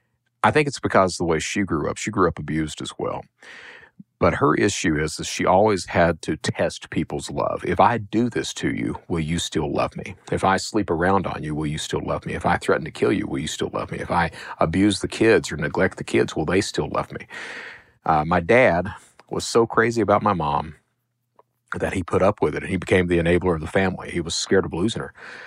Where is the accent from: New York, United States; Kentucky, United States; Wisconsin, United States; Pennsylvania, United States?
Kentucky, United States; Hazard; but I'm from Eastern Kentucky. Hazard is coal country.